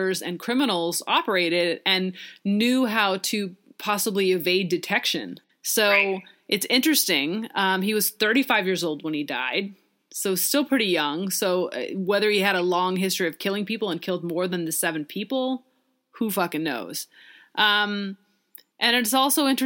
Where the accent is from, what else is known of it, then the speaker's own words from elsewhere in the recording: Pacific Northwest, United States; growing up in the Pacific Northwest